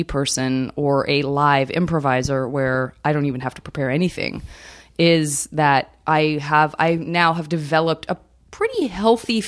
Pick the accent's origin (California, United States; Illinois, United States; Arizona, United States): Arizona, United States; Tucson; A lot of white liberals in Tucson, which is where I'm from.